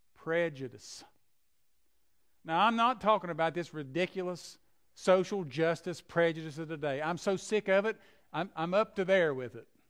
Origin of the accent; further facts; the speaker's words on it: McDowell County, West Virginia, United States; I'm from McDowell County, West Virginia, the poorest county in southern West Virginia. I saw people drinking out of tubes and hoses and so forth, and that's where, that's where we grew up.